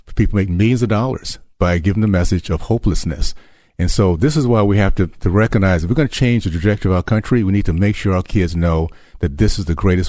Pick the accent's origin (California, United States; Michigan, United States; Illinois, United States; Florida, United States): Florida, United States; Tallahassee; And my story is I grew up in the Deep South, Tallahassee segregated community, KKK and Jim Crow.